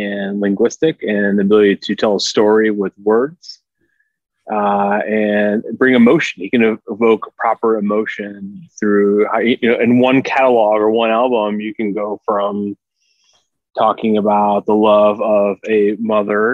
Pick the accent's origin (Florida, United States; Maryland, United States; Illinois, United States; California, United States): Illinois, United States; Chicago; I'm also born and bred in Chicago, live in the city. This is my town